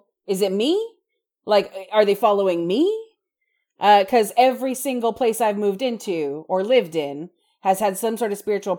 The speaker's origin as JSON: {"language": "English", "region": "East Coast", "country": "United States", "tie": "born or raised there", "said": "Well, okay, so I grew up on the East Coast."}